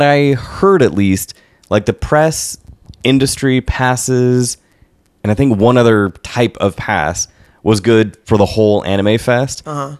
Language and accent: English; Seattle, Washington, United States; The humidity is something, me being from Seattle, is something I do not need to worry about.